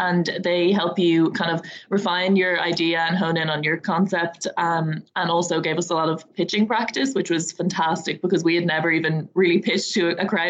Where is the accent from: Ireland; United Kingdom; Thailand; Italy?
Ireland; Dublin, Leinster; I'm just from Dublin